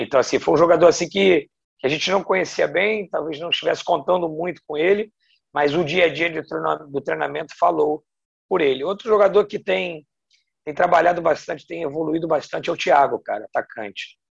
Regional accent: Rio de Janeiro, Brazil; moved away as an adult; voltar para minha cidade natal

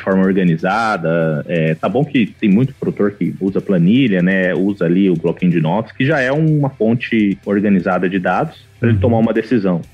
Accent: Campo Grande, Mato Grosso do Sul, Brazil; also born or lived in Porto Alegre, Brazil; Eu sou de Campo Grande, Mato Grosso do Sul

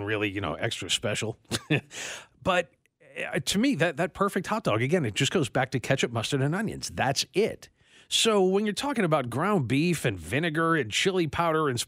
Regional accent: New York, United States; moved away; where I grew up in New York

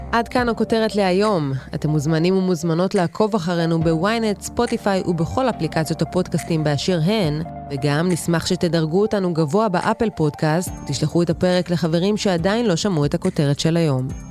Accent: Israel; אנחנו כישראלים

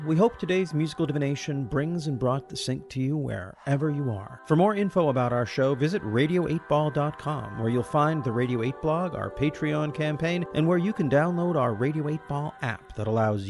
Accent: United States; As an American

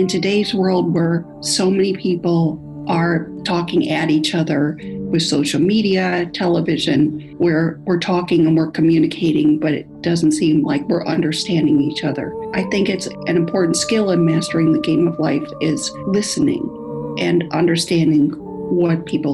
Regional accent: California, United States; I'm from California, USA.

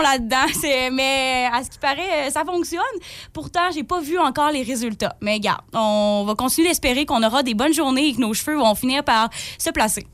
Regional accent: Forestville, Quebec, Canada; Je viens de Forestville

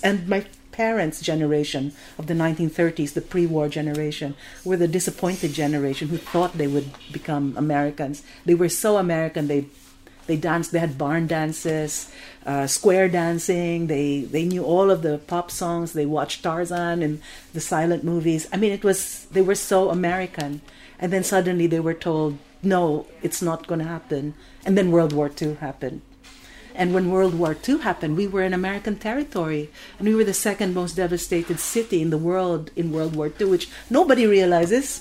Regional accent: Philippines; moved away; I'm Filipino

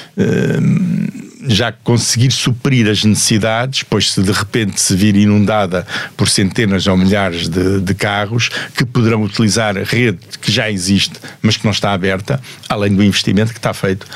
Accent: Portugal; sei como português

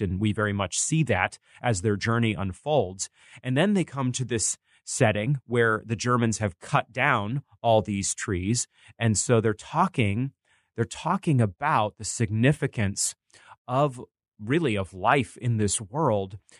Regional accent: Bangor, Maine, United States; growing up in Maine

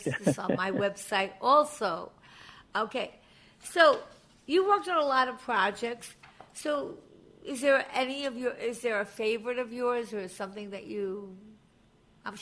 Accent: Long Island, New York, United States; I grew up on Long Island

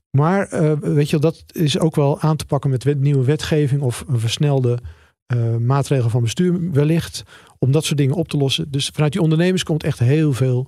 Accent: Netherlands; als Nederlanders

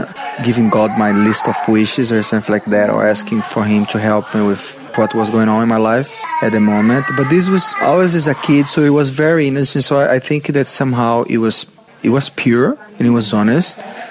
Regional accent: São Paulo, Brazil; English is a second language; moved away as an adult; also born or lived in Macapá, Amapá, Brazil; now in Gold Coast, Australia; I was born in Brazil, in the far north in Brazil. I'm in a place called Macapá.

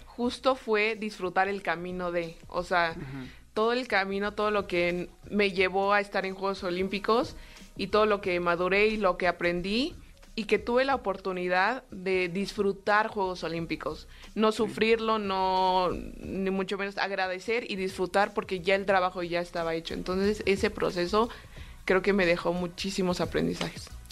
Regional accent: Mexico City, Mexico; yo soy de aquí, de la Ciudad de México, eh, tengo 26 años, ya casi 27

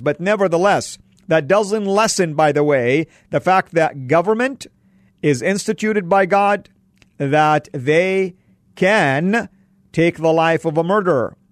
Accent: Saudi Arabia; moved away; Where I grew up in Saudi, it's an ultra-conservative school

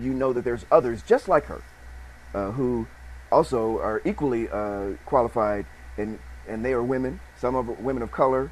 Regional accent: Chicago, Illinois, United States; I'm from Chicago.

